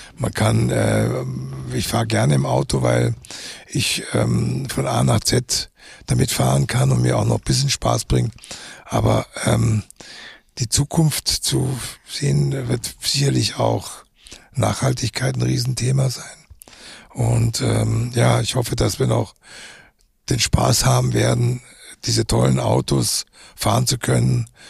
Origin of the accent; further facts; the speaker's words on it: Munich, Bavaria, Germany; also born or lived in Umkirch; nach München zurückzukehren in meine Heimatstadt